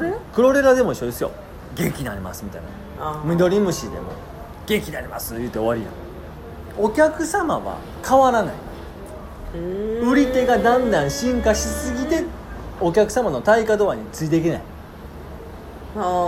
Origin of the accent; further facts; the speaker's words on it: Kansai, Japan; 僕も関西ですけれども